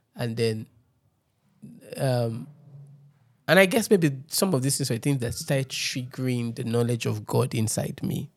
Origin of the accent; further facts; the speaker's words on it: Lagos, Nigeria; I grew up in Ojudu